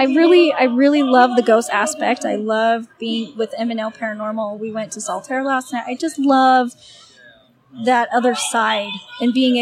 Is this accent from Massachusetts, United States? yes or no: no; Salt Lake City, Utah, United States; I'm from Salt Lake City, but my family is mostly from down south in Minersville